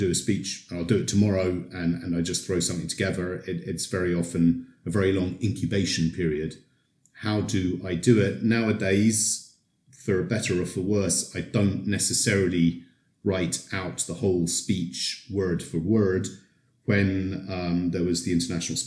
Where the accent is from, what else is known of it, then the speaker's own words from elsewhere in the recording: United Kingdom; moved away as an adult; now in Poland; I've been here in Poland for more than 20 years, so maybe that makes me an honorary Pole, but I'm originally from Britain